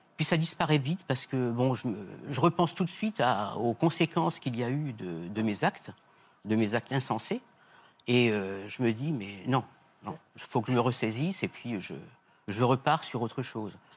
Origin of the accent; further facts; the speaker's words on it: Nièvre, Bourgogne-Franche-Comté, France; comme je suis de la Nièvre